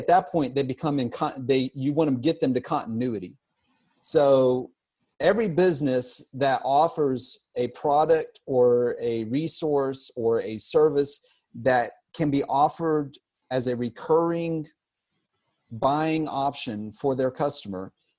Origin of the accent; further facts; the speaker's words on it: Savannah, Georgia, United States; also born or lived in Pittsburgh, Pennsylvania / Atlanta, Georgia; now in Boca Raton, United States; I was actually born in Pittsburgh, Pennsylvania, but I grew up in Savannah, Georgia, and on the coast